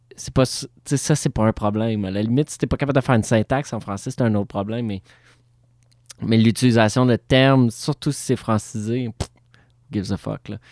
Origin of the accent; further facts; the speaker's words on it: Montreal, Quebec, Canada; je suis Montréalais born and raised